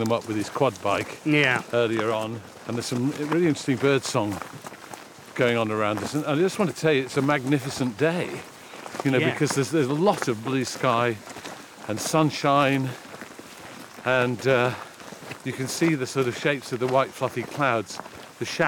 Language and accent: English; Sheffield, Yorkshire and the Humber, United Kingdom; I grew up in Sheffield